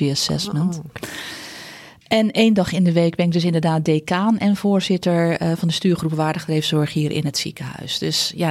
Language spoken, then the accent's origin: Dutch; De Goorn, North Holland, Netherlands; born there; Ik ben geboren in De Goren. Dat is een eh, klein dorpje nabij Horen, Noord-Holland. Ehm, ja, regio West-Friesland.